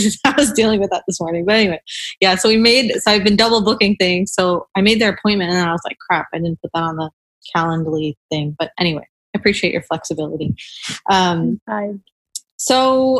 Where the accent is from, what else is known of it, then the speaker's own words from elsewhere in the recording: Colorado, United States; I grew up in Colorado